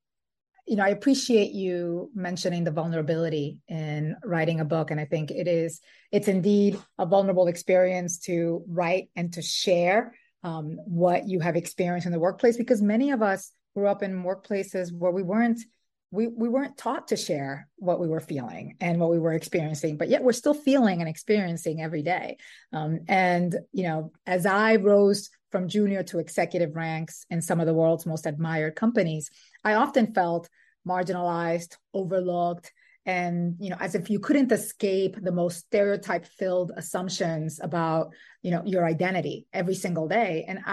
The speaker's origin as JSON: {"language": "English", "country": "Dominican Republic", "tie": "born or raised there", "also_born_or_lived": "New York City", "lives_now": "Brooklyn, United States", "said": "I am Dominican and Puerto Rican. I was born in New York City and raised in the Dominican Republic. And I have a 14-year-old daughter, and my husband, my daughter, and I live in Brooklyn."}